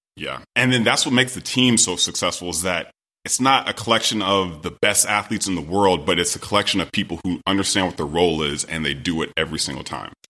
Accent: Sacramento, California, United States; I'm originally from Sacramento, California

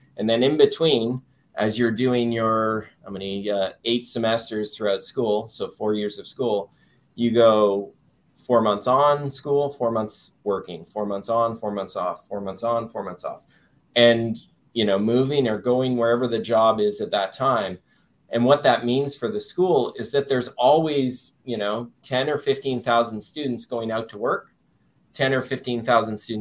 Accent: Toronto, Ontario, Canada; moved away as an adult; also born or lived in Waterloo, Ontario; now in Hampton Roads, United States; I'm born and raised in Toronto, and all that comes with being born and raised in Toronto.

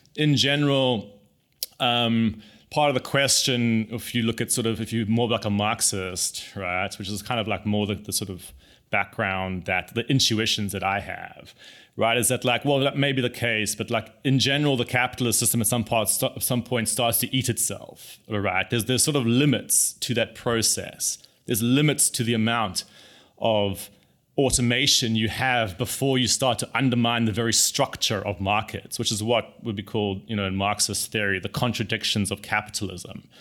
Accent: South Africa; I grew up in South Africa

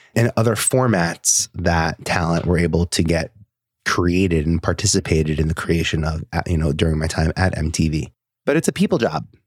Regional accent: New York City, New York, United States; I was born and raised in Staten Island

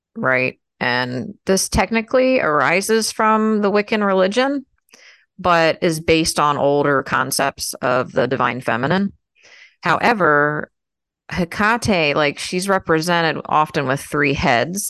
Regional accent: United States; I'm American, so it's you know we're American.

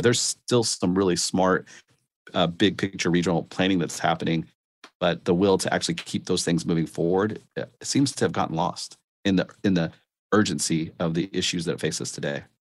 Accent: Austin, Texas, United States; I grew up in Austin

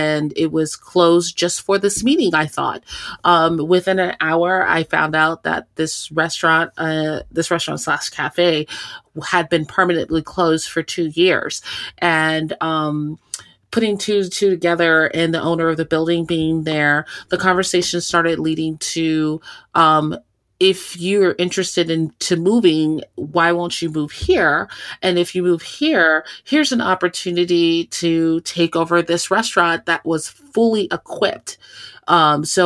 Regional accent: San Antonio, Texas, United States; moved away as an adult; also born or lived in Austin, Texas; now in La Crosse, United States; I am originally from Texas, San Antonio. I was born, not necessarily raised in San Antonio, but a true Southerner

